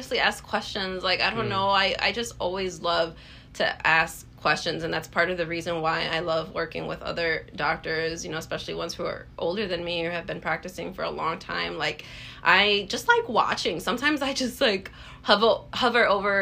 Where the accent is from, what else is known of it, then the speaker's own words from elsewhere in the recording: Illinois, United States; now in Wisconsin, United States; I'm from Illinois, but I live in Wisconsin